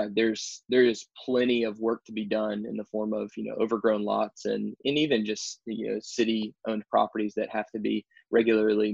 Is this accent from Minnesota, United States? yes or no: no; Texas, United States; moved away as an adult; now in Baton Rouge, United States; I'm originally from Texas